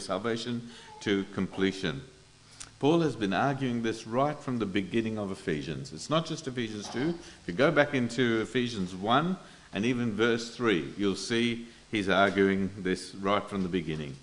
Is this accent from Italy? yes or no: no; India; moved away; I come from India